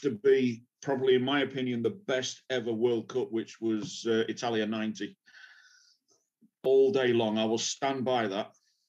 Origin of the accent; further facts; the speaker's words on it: London, United Kingdom; I was born in London, so I was surrounded by football.